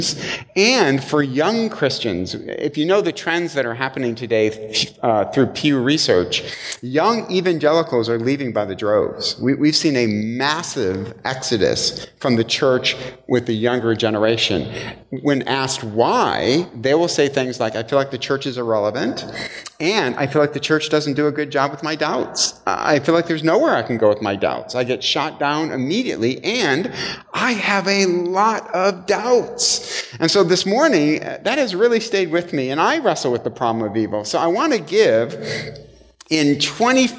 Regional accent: Michigan, United States; moved away; I'm from Michigan.

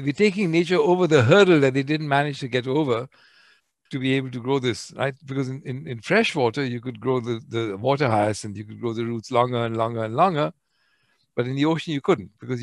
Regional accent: India; I'm Indian.

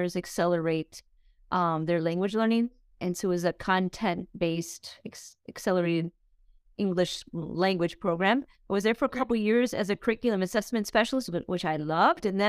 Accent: rural Wisconsin, United States; now in Miami, United States; I grew up in rural Wisconsin

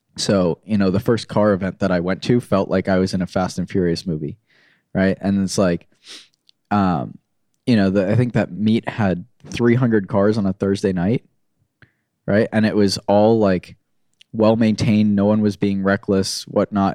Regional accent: Florida, United States; born or raised there; moved away as an adult; also born or lived in New York / North Carolina; now in Orange County, California, United States

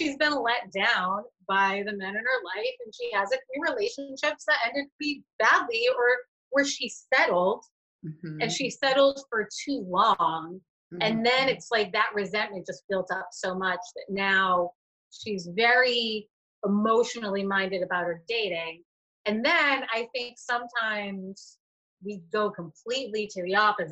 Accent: Boston, Massachusetts, United States; now in Rhode Island, United States; I'm from Massachusetts. I'm from the Boston area, but I live in Rhode Island

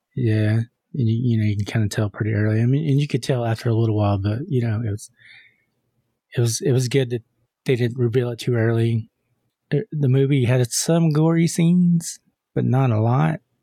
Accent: Texas, United States; We're from Texas

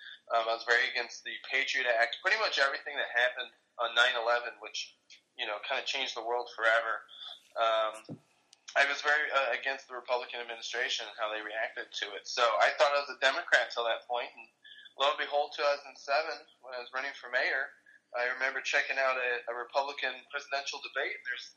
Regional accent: Bexley, Ohio, United States; I'm from Bexley, Ohio. It's actually where the governor's mansion is

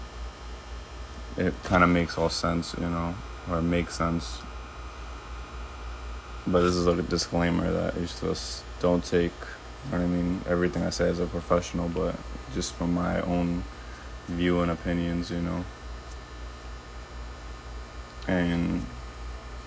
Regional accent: United States; growing up in America

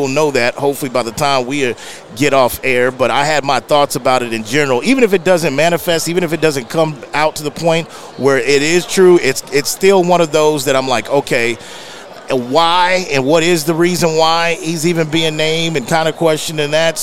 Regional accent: San Antonio, Texas, United States; I'm born and raised in San Antonio, Texas

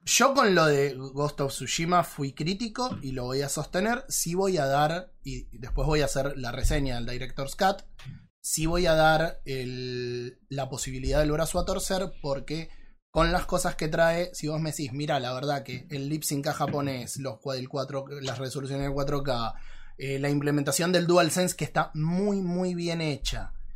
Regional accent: Argentina; somos argentinos

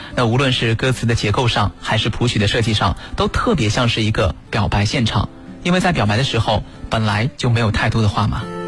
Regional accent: China; 我们中国人在这方面是比较含蓄的。

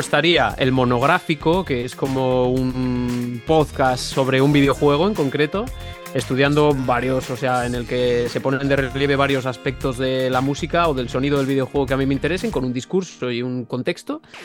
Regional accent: Benavente, Castile and León, Spain; now in Valladolid, Spain; precisamente estoy en Benavente, que es de donde soy yo, de donde soy de toda la vida, pero, vivo en Valladolid habitualmente

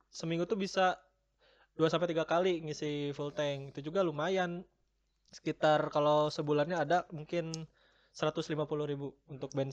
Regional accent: Sukabumi, West Java, Indonesia; Kebetulan uh, saya masih daerah Jawa Barat ya. Untuk lebih tepatnya saya berasal dari Sukabumi.

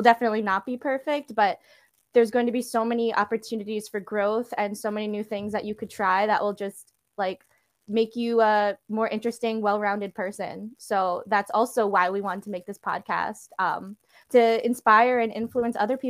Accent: New York City, New York, United States; I was also born and raised in New York, Queens

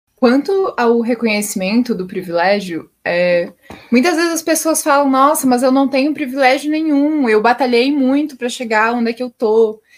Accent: a small town in Santa Catarina, Brazil; eu não sou natural de Blumenau, sou de uma cidadezinha de Santa Catarina

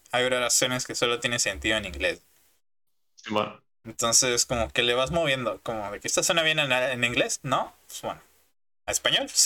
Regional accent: Mexico; y soy de México.

